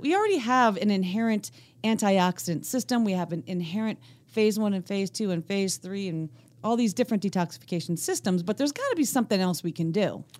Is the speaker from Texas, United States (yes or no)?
no; Northeast Pennsylvania, United States; accent: Scranton; my N E P A roots